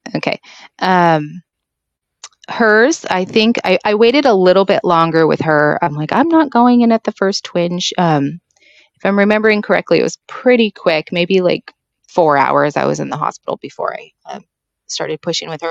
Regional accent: Washington, United States; I am from Washington State

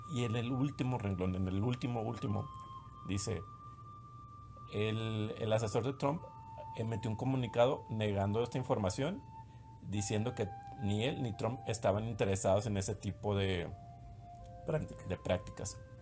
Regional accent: Mexico; los mexicanos, que somos

